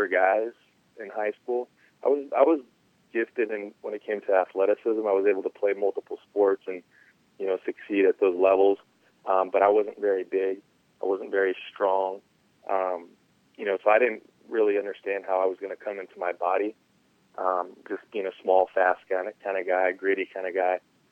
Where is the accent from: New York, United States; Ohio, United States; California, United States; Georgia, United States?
California, United States; San Diego; my hometown team